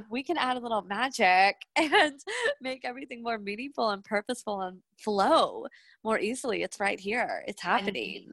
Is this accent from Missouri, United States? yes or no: no; Jersey Shore, New Jersey, United States; now in New York, United States; I'm from the Jersey Shore.